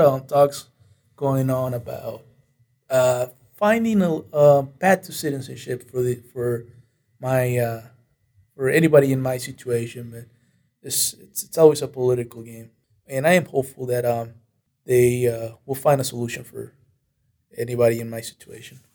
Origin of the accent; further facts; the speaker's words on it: Monterrey, Nuevo León, Mexico; now in United States; My hometown is uh, Monterrey